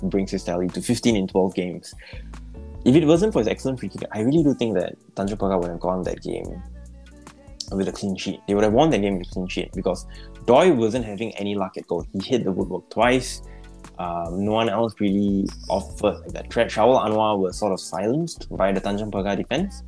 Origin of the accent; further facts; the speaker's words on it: Singapore; my bias as a Singaporean